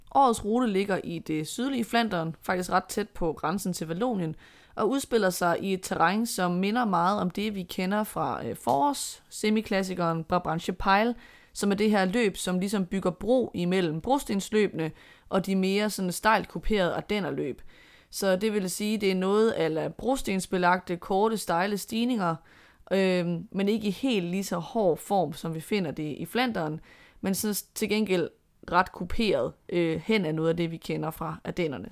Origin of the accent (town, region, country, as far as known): Denmark